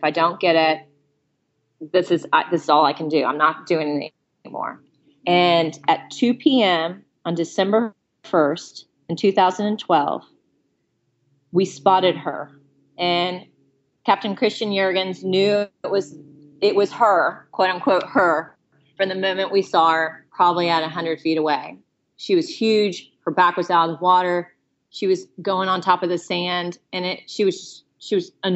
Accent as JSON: {"language": "English", "town": "Houston", "region": "Texas", "country": "United States", "said": "I'm from Houston, Texas"}